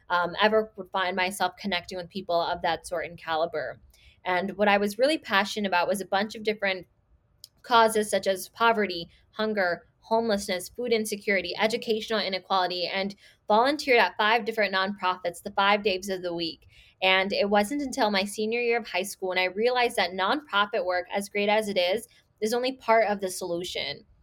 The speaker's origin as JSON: {"language": "English", "town": "Chicago", "region": "Illinois", "country": "United States", "tie": "born or raised there", "also_born_or_lived": "Skokie, Illinois", "said": "I'm based out of Chicago. I was born and raised in Rogers Park and then moved to Skokie when I was nine years old."}